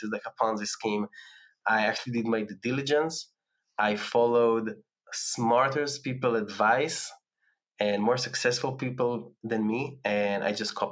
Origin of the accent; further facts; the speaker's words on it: Tel Aviv, Tel Aviv District, Israel; moved away as an adult; my hometown in Tel Aviv